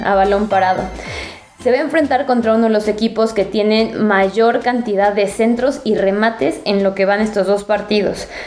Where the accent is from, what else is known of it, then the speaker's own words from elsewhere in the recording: Puebla, Mexico; yo soy poblana